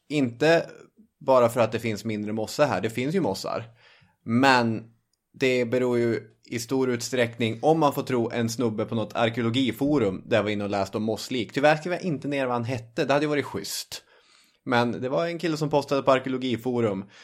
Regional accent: inland Norrbotten, Norrbotten County, Sweden; i Norrbottens inland där jag kommer ifrån finns inga högmossar

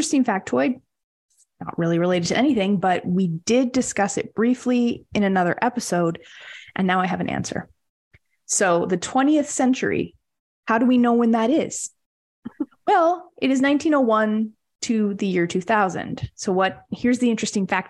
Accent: Winnipeg, Manitoba, Canada; I'm from Winnipeg

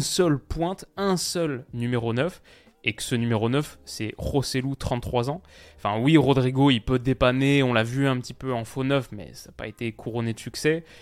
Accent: France; en tant que Français

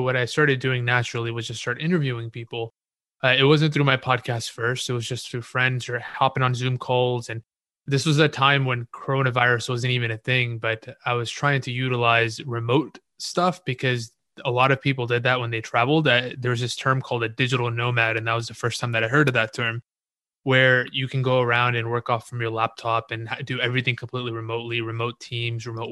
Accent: Houston, Texas, United States; I grew up in Houston, Texas

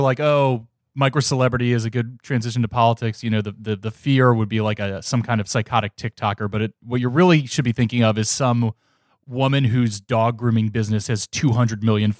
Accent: Cincinnati, Ohio, United States; It's just something you hear growing up in Cincinnati.

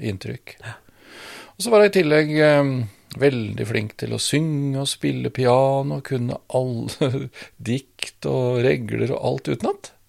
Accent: Svelvik, Vestfold, Norway; moved away; Jeg vokste opp i Svelvik

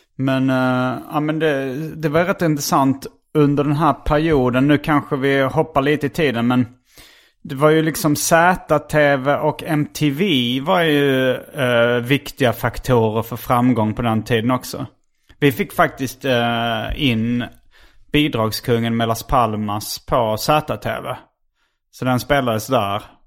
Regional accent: Lund, Skåne, Sweden; also born or lived in Hjärup; jag växte upp. Eh, alltså vi flyttade från Hjärup till Lund

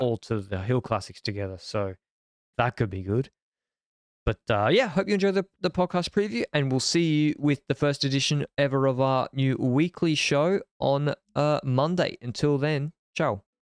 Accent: Australia; I'm a Australian

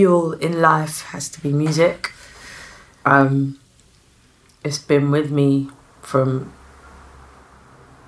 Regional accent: London, United Kingdom; I'm from South London

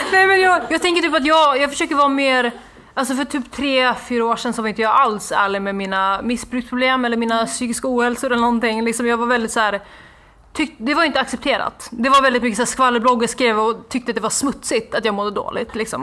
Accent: Norrland, Sweden; min hemstad för det var en liten så här, håla i Norrland

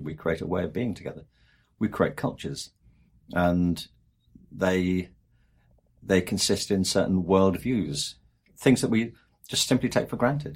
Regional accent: England, United Kingdom; I'm from England, and there the obsession is with Oxford and Cambridge

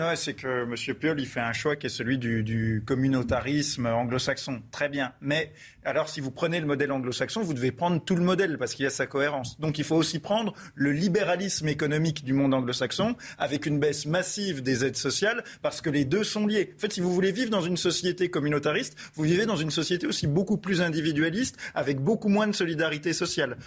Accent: Besançon, Bourgogne-Franche-Comté, France; je suis de Besançon, donc je, je connais bien le, quartier qui fait parler de lui depuis, je crois, plusieurs décennies

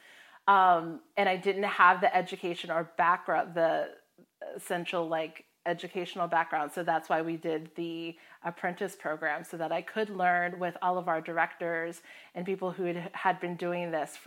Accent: Florida, United States; moved away as an adult; also born or lived in Hawaii / Midwest; I grew up in Florida, but I went to the Midwest for university

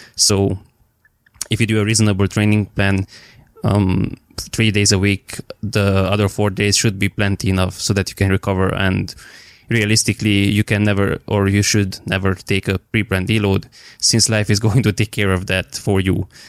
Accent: Romania; I'm from Romania

